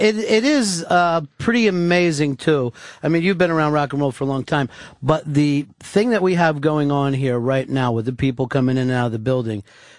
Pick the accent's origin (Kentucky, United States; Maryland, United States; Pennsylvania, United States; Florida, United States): Pennsylvania, United States; Chester; I grew up right outside of Philadelphia